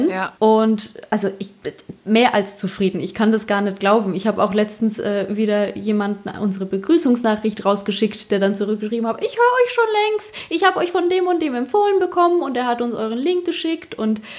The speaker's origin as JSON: {"language": "German", "region": "Bavaria", "country": "Germany", "accent": "Upper Bavarian", "said": "spreche Oberbayerisch."}